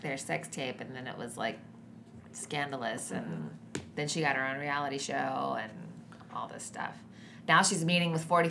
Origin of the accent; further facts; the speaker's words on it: South Carolina, United States; I'm not from Mississippi, but there were like lots of pregnant people in my high school in South Carolina.